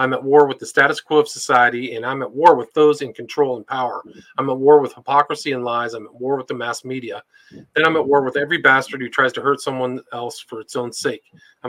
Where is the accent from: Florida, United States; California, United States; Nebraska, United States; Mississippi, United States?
California, United States; I remember, even where I grew up in Northern California, I didn't know it at the time